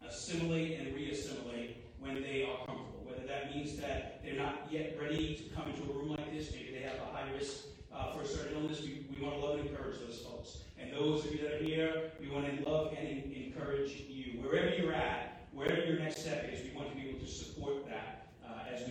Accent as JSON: {"language": "English", "region": "New York", "country": "United States", "also_born_or_lived": "New Orleans", "moved": "yes", "said": "being a New Yorker"}